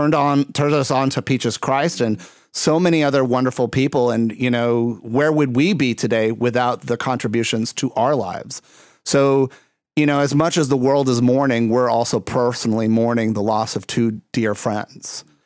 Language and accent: English; Puerto Rico; also born or lived in Texas; now in Chicago, United States; that's part of the reason I live in Chicago. I came from Puerto Rico to Texas, went from Texas to Chicago.